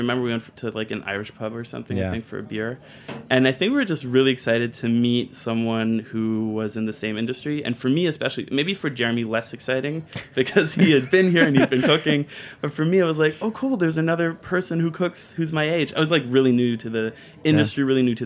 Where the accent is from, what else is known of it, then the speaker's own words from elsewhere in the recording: Germany; moved away as an adult; now in New York, United States; I'm from Germany, and I moved to New York like 4 years ago, maybe. But my mom's American, so I was raised bilingually